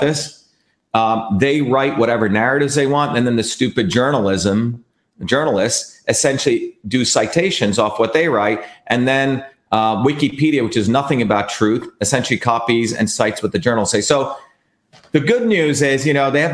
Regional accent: Mumbai, Maharashtra, India; now in United States; I grew up in India

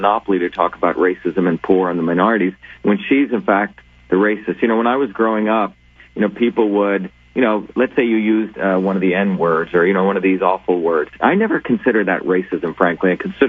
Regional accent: India; now in United States; Michael, I came from India as a low-caste, dark-skinned Indian, what would be called a deplorable.

